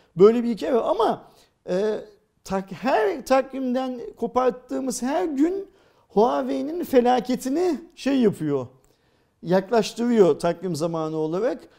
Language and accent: Turkish; Turkey; Ben bir Türk olarak